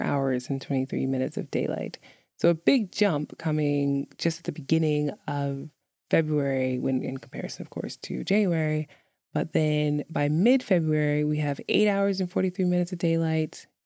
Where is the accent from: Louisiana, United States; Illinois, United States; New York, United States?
New York, United States; moved away; growing up in New York